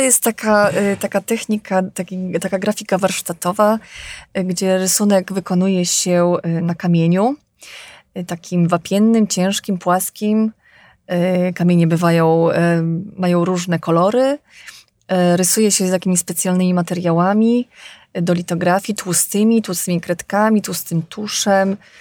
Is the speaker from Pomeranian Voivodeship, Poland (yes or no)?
no; Mokre, Podlaskie Voivodeship, Poland; ta moja rodzinna wieś e, Mokre, 10 e, kilometrów od Bieska Podlaskiego.